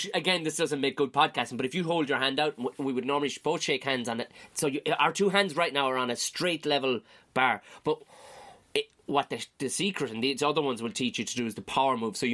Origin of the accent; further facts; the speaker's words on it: Ireland; As Irish people